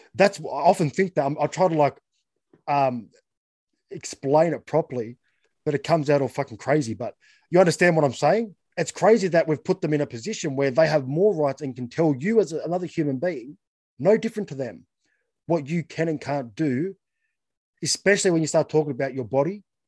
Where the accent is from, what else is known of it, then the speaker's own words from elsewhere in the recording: Australia; as just being Australian